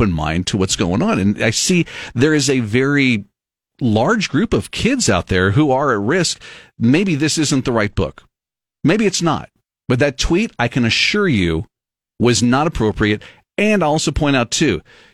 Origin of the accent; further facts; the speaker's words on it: Texas, United States; growing up in Texas